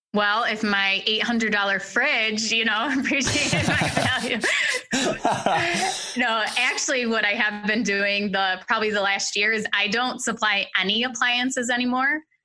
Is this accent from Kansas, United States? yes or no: no; New York, United States; so I'm from New York State